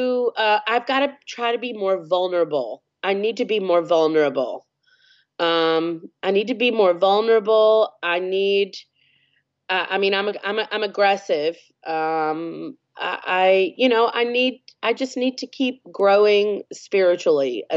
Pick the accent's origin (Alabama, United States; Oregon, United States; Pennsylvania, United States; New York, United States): Alabama, United States; I'm from Alabama